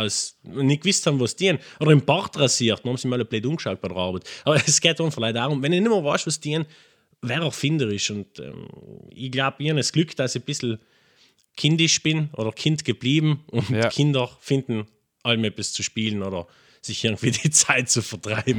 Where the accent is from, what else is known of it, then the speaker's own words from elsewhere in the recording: Lana, Trentino-Alto Adige, Italy; Und bin aus Lana, also gebürtiger Lana.